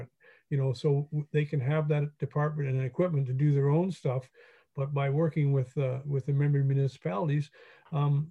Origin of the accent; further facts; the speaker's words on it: Hastings, Ontario, Canada; I grew up in Hastings. My parents came from Port Hope and Cobourg originally